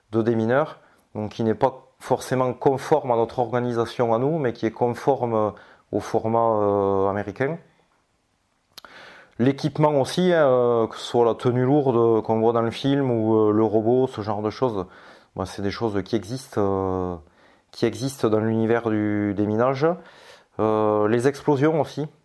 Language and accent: French; France; bon ben on est français avant tout, donc dans la communauté des, mineurs français